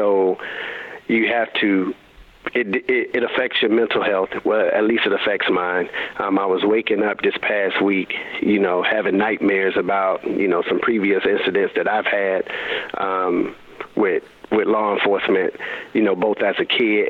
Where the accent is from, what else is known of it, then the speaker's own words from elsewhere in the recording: Raleigh, North Carolina, United States; I'm a high school coach at the time in my hometown of Raleigh, North Carolina